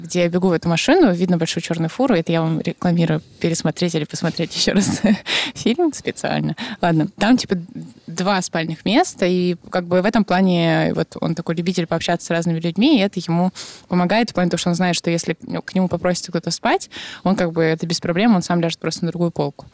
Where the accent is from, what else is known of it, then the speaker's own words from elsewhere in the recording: Irkutsk, Irkutsk Oblast, Russia; Я росла в Аркуте